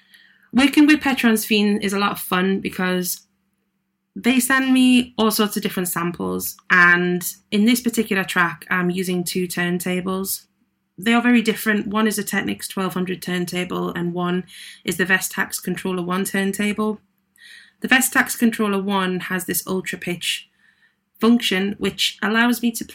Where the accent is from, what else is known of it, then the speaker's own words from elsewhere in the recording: Newcastle upon Tyne, North East England, United Kingdom; I'm based up in Newcastle, which is where I was born and brought up.